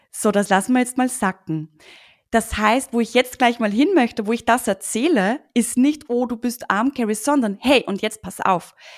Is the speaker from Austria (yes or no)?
yes; Austria; Ich sitze ja hier in Österreich übrigens